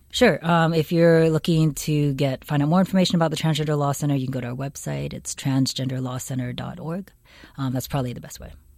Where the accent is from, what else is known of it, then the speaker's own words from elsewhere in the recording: Seattle, Washington, United States; now in California, United States; I grew up in Seattle, Washington.